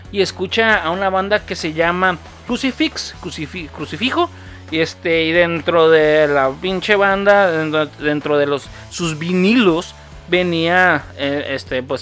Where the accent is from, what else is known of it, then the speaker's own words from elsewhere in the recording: Sinaloa, Mexico; esa moda llegó a mi tierra en los 95, güey. Así de mamón, güey. Sí, yo viví mucho tiempo allá en Sinaloa.